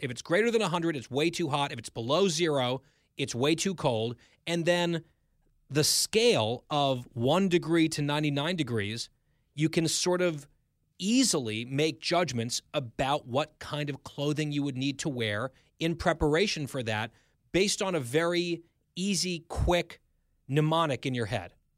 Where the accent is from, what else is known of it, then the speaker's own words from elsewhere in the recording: United States; as an American